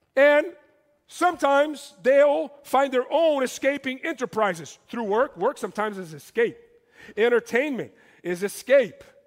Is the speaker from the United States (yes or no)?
no; Brazil; moved away; I come from Brazil